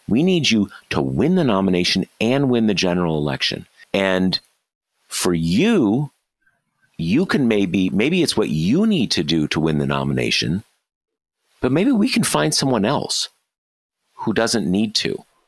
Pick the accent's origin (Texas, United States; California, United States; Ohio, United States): California, United States; near Los Angeles; I, I grew up near Los Angeles